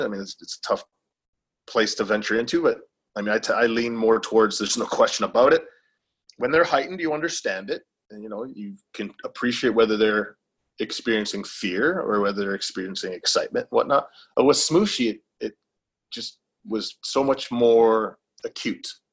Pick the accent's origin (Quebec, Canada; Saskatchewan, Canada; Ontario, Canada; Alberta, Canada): Ontario, Canada; Welland; also born or lived in Niagara Falls, Ontario; I'm from a small uh, southern Ontario city called Welland in Canada